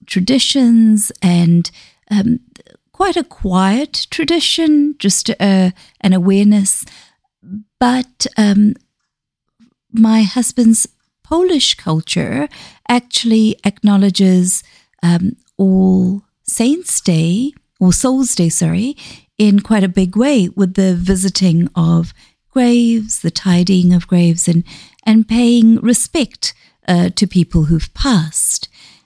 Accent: Zambia; born there; I usually reveal that I was born in Zambia, which is where my parents moved to.

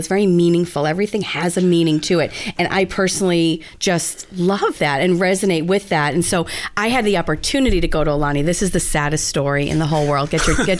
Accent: New England, United States; moved away; I grew up in New England.

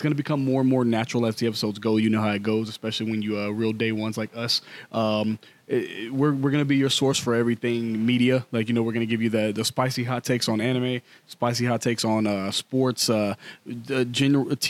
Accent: Midwest, United States; I'm a Midwesterner, so you hear me ope a lot

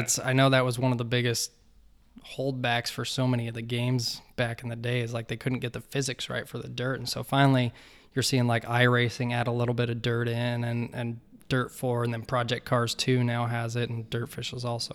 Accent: Colorado, United States; moved away as an adult; also born or lived in East Coast; I grew up in Colorado

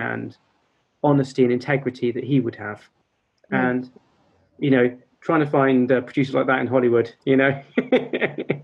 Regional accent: United Kingdom

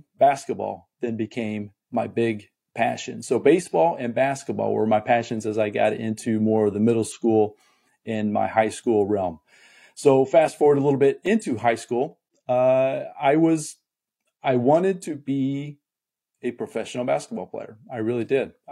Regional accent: Muncie, Indiana, United States; also born or lived in Fort Wayne, Indiana; I was born in a town called Fort Wayne, Indiana, which is northeast Indiana. But I consider my hometown where I was raised in a town called Muncie, Indiana

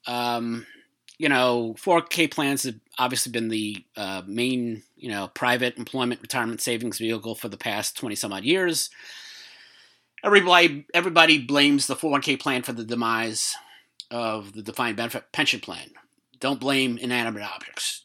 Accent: New York, United States; in terms of being a New Yorker

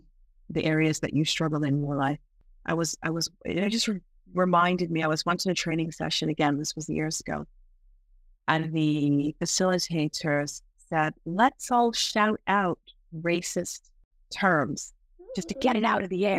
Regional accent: England, United Kingdom; born there; You know, I live in England. While I do not sound like it, I was born in England.

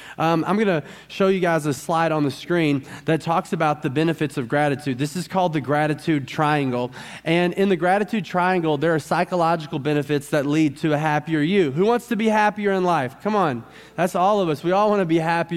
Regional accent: Arkansas, United States; I'm from Arkansas

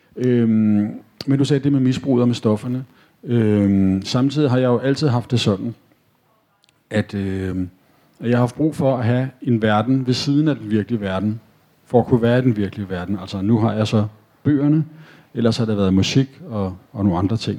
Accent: Copenhagen, Capital Region of Denmark, Denmark; Jeg er født og opvokset på Nørrebro

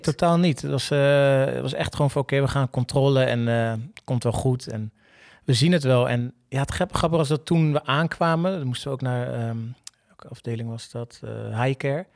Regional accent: Rotterdam, South Holland, Netherlands; zeiden we allebei, ja, gewoon Rotterdam

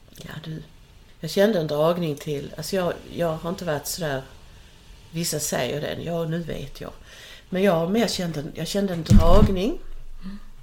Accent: Skåne, Sweden; jag är då född här på Österlen i en äppleodling

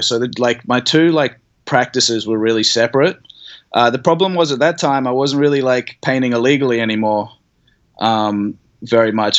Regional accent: Brisbane, Queensland, Australia; also born or lived in Sydney; I grew up in Brisbane

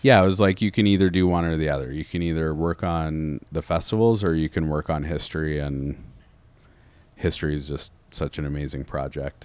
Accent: London, Ontario, Canada; moved away as an adult; I'm from London

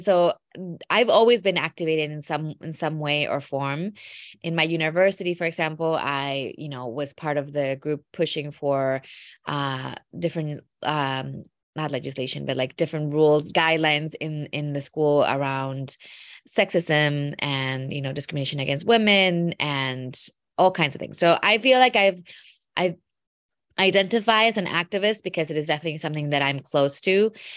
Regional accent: Mexico; also born or lived in Wisconsin; I was born in Mexico, My mom is from Wisconsin, though, so I often think of myself as a immigrant American to Mexico 'cause I grew up in a household that was very, very Midwestern, um, in Mexico

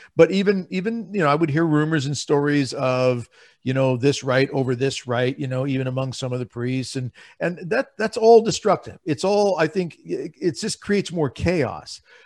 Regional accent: Lincoln, Nebraska, United States; I'm from Lincoln, Nebraska

